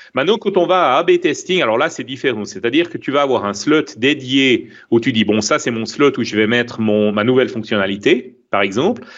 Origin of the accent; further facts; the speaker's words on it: Switzerland; accent: Swiss; mon accent suisse